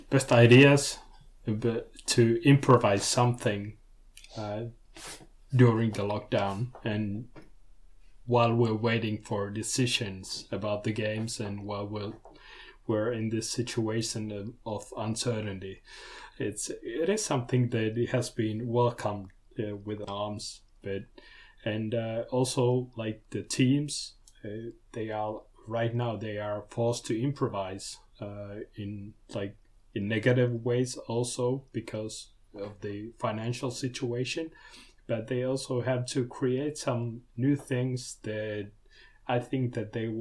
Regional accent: Joensuu, North Karelia, Finland; I've been born and bred in Joensuu, which is a town of roughly 70,000 people nowadays.

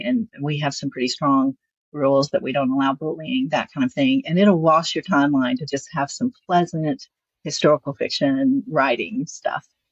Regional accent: the South, United States; accent: Southern; I'm Southern. You can hear my accent here.

